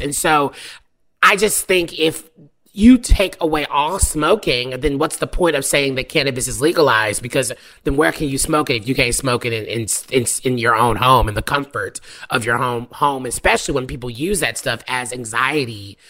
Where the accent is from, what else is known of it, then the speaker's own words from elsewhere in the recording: the South, United States; I'm from the South where people used to dip